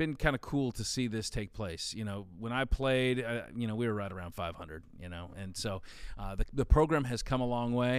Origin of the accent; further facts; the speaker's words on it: Oregon, United States; I grew up in Oregon